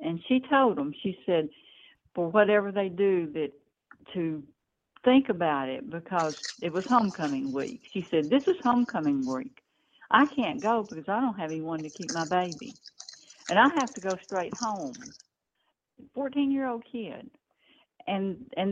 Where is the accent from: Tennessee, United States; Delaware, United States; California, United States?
Tennessee, United States; Memphis; also born or lived in northeast Mississippi; now in Mississippi, United States; I grew up in Memphis